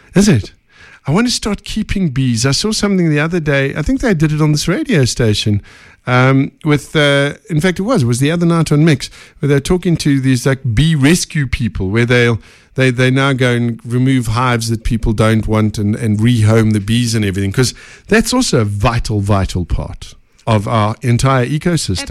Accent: Benoni, Gauteng, South Africa; I'm a Benoni boy, so, you know, East Rand.

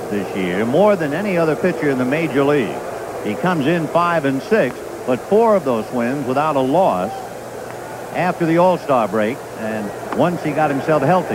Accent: San Gabriel, California, United States; we grew up in the same town in San Gabriel, California

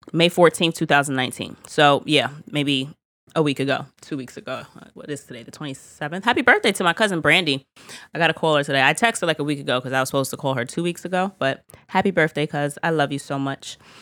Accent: United States; as an American

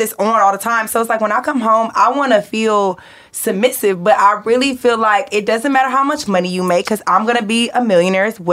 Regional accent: Atlanta, Georgia, United States; I'm from Atlanta.

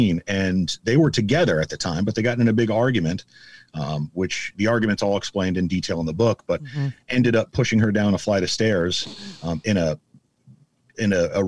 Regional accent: Omaha, Nebraska, United States; born and raised in Omaha, went to 11 public schools in 13 years and graduated from Benson High School

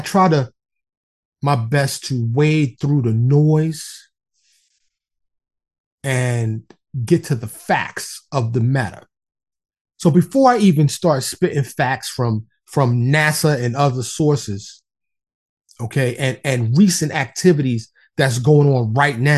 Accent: New York City, New York, United States; I grew up in New York City. Okay, born and raised in the streets of Harlem and the Bronx.

